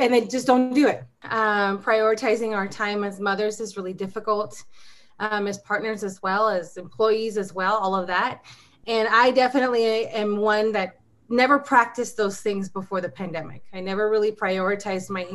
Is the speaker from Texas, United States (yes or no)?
no; Southern California, United States; moved away as an adult; now in Arizona, United States; I'm new to Arizona, so I'm a California girl. I was born and raised in Southern California, moved to Arizona about 3 years ago